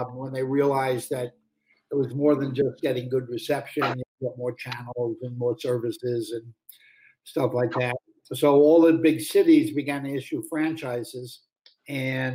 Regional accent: New York City, New York, United States; I grew up in Brooklyn, New York

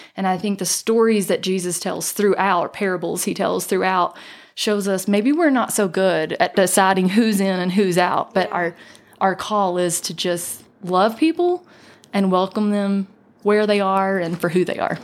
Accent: North Georgia, United States; now in Island Park, Idaho, United States; I was born and raised in North Georgia uh, in the foothills of the Appalachian Mountains

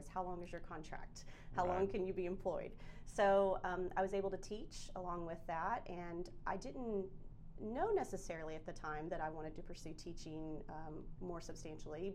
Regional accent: Jonesboro, Arkansas, United States; I grew up in Jonesboro, Arkansas

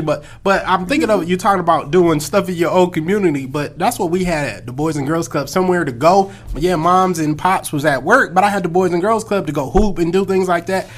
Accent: California, United States; moved away as an adult; also born or lived in Akron, Ohio; now in Atlanta, United States; I grew up in Cali. I'm a Cali boy at heart.

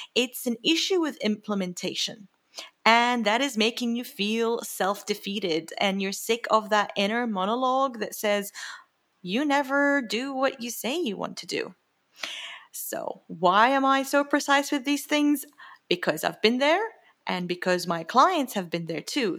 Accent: Jordan; moved away; I grew up in the Middle East, lots of scarcity, lots of scarcity at home

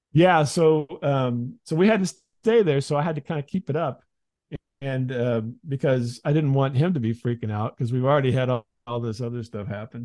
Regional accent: Midwest, United States; I grew up in the Midwest

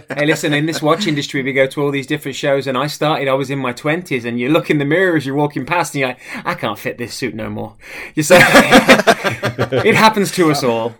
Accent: the middle of England, United Kingdom; moved away as an adult; also born or lived in United States; now in Arundel, United Kingdom; born and raised in the middle of England

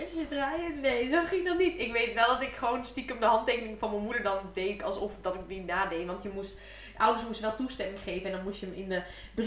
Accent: Diepenveen, Overijssel, Netherlands; ze kwamen bij ons in Diepeveen wonen

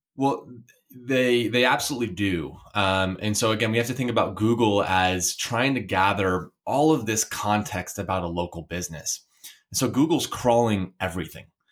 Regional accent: Portland, Oregon, United States; I'm from Portland, Oregon

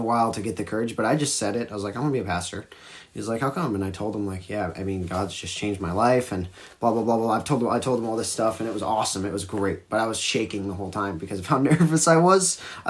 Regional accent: United States; I'm American

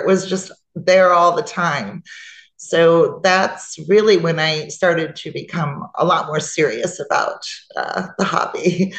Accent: Chicago, Illinois, United States; I was born in Chicago on the North Side. I spent my early childhood in the city. Moved out to the suburbs for a good 20 years, raised my daughter. I always worked downtown, and it was always my dream to live downtown in the city.

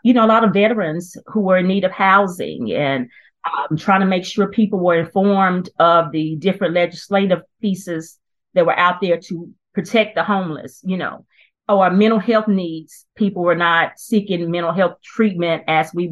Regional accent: Cabarrus County, North Carolina, United States; I was born and raised in Cabarrus County and actually came back to practice law here

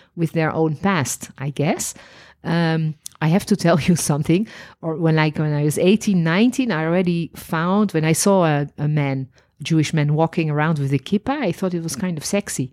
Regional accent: Netherlands; moved away as an adult; also born or lived in Paris, France; now in Israel; I was born in Holland

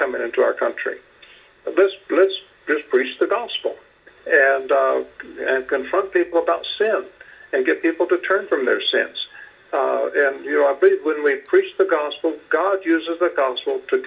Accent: United States

